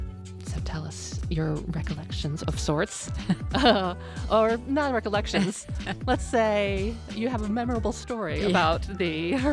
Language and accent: English; Warwick, Rhode Island, United States; I grew up in Warwick